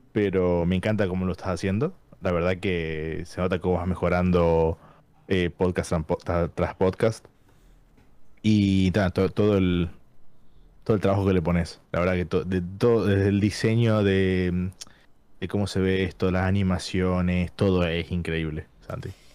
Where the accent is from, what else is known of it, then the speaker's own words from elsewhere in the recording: San Miguel de Tucumán, Tucumán, Argentina; moved away as an adult; now in London, United Kingdom; vivo en Londres, pero soy de Argentina, de Tucumán